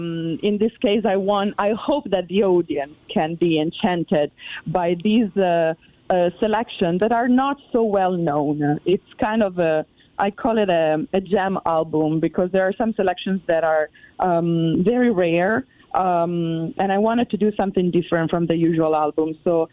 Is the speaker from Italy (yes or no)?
yes; Bologna, Emilia-Romagna, Italy; moved away as an adult; also born or lived in United States; So I am originally from Italy and from Bologna, specifically in Emilia Romagna.